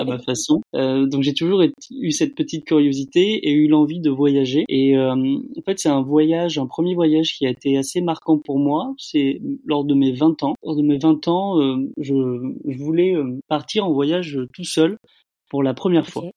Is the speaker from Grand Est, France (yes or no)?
no; Bordeaux, Nouvelle-Aquitaine, France; moved away as an adult; now in Laos; je suis originaire de Bordeaux